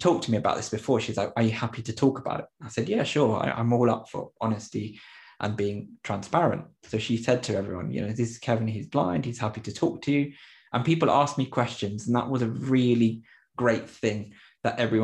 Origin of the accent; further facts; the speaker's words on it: England, United Kingdom; English is a second language; also born or lived in Popayán, Colombia; when I was about 9 years old, I came back to England again. So definitely a real mix. And I had to relearn all of my English when I came back from Colombia after living there a few years